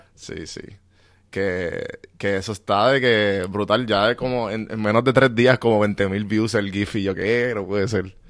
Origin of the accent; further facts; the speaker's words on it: Puerto Rico; moved away as an adult; Yo soy bien boricua